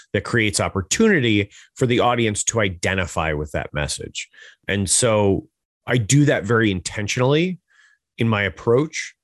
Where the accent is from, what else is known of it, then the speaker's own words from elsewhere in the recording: Hudson Valley, New York, United States; I'm from New York, uh, from the Hudson Valley area